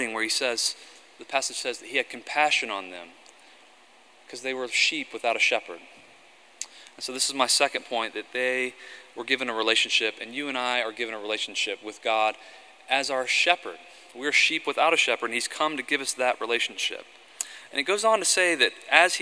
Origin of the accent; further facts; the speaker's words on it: the South, United States; I grew up in the South